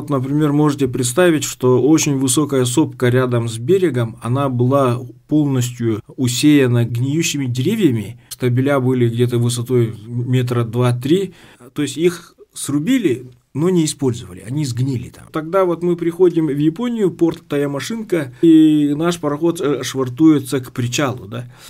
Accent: Tekhtyur, Sakha Republic, Russia; also born or lived in Pokrovsk; Потом у нас в селе Техтюр открылась восьмилетка. Вот, и мы с пятого класса учились э, в родной деревне.

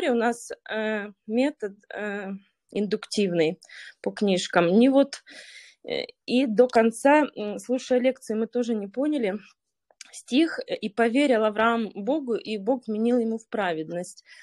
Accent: Noginsk, Moscow Oblast, Russia; Я из Московской области. Город называется Ногинск.

